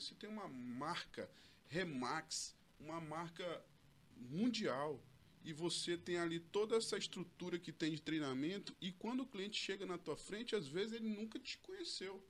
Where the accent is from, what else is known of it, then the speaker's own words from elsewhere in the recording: Porto Velho, Rondônia, Brazil; eu sou daqui de Porto Velho mesmo, tá? É, estudei lá desde o início lá, Colégio Samaritana